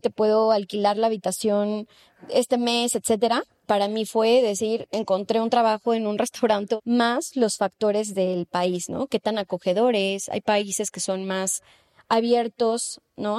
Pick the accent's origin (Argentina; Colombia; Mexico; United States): Mexico; Mexico City; moved away as an adult; now in Spain; yo vengo de la Ciudad de México